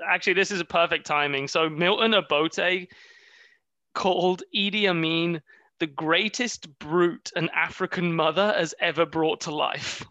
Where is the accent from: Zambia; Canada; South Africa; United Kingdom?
United Kingdom; being British